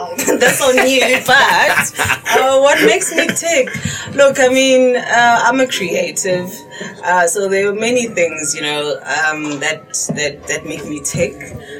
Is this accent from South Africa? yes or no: yes; Soweto, Gauteng, South Africa; originally I'm from Kimball here in Soweto.